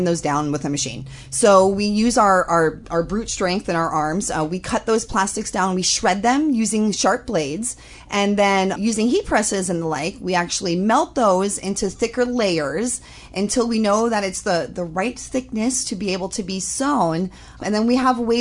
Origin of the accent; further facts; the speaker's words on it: Holualoa, Hawaii, United States; I grew up in Holoaloa, and I was surrounded by entrepreneurs